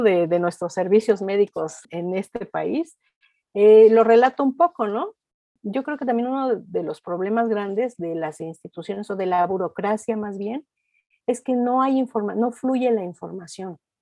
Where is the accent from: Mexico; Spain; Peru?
Mexico; also born or lived in Oaxaca (maternal family); en mi país, en México